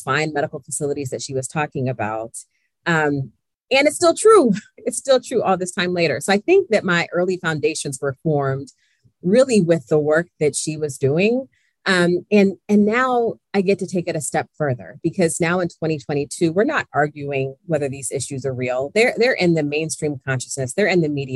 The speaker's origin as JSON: {"language": "English", "town": "Columbus", "region": "Ohio", "country": "United States", "tie": "born or raised there", "said": "my story begins in Columbus, Ohio, my hometown."}